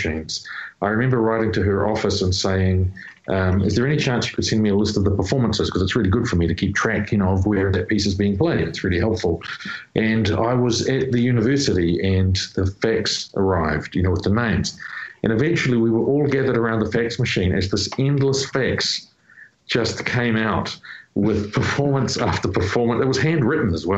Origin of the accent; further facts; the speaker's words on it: New Zealand; my home people, you know, like people in my hometown.